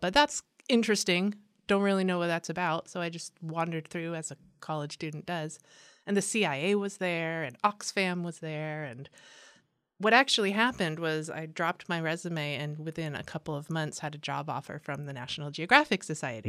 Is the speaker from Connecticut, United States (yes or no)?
no; San Diego, California, United States; also born or lived in East Coast; I'm from San Diego. I was born mm. and raised here uh, in Escondido and in Poway